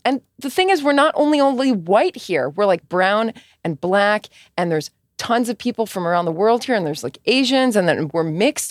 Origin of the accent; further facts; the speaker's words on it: United States; I'm First American born